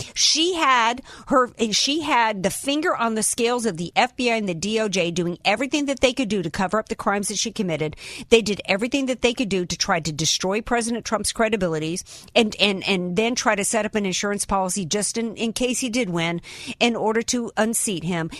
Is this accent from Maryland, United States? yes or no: no; New Orleans, Louisiana, United States; now in San Diego, United States; I'm a Southern girl, I'm from New Orleans.